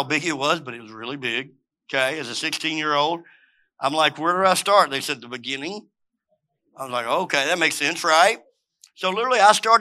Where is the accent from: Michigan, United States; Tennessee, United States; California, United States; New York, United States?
Tennessee, United States; Memphis; also born or lived in Cookeville, Tennessee; I grew up in Memphis, came here, thought I was going to be an engineer